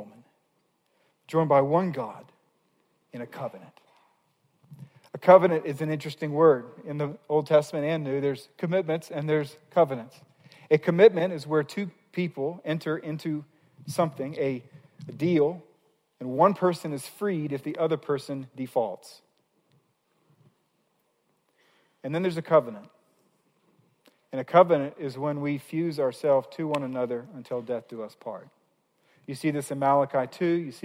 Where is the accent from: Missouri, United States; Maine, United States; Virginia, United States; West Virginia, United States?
Missouri, United States; I grew up in Missouri, was in college in Missouri